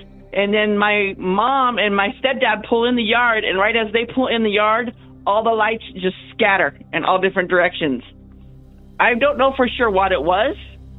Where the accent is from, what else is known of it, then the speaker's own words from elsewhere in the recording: Duncan, Arizona, United States; now in Phoenix, United States; I grew up in Duncan, Arizona. I now reside in Phoenix.